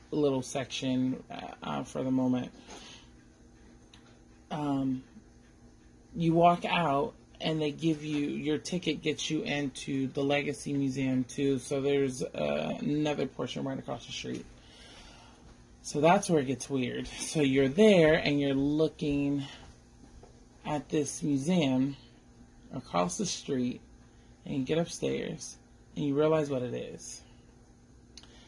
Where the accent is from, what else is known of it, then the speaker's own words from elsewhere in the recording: Oakland, California, United States; I'm from Oakland, born and raised